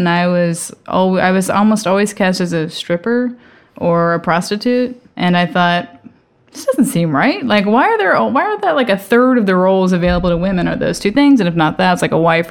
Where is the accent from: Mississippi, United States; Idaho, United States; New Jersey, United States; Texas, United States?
Texas, United States; Seguin; moved away as an adult; also born or lived in New York / Austin; now in Los Angeles, United States; I'm a Texan. I'm from a place called Seguin, Texas